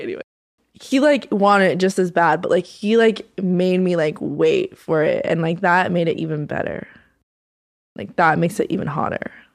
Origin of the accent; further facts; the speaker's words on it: North Carolina, United States; moved away; I'm from North Carolina.